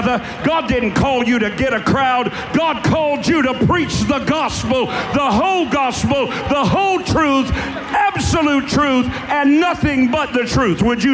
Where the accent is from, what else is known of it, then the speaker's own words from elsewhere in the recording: Warfield, Kentucky, United States; I'm from Eastern Kentucky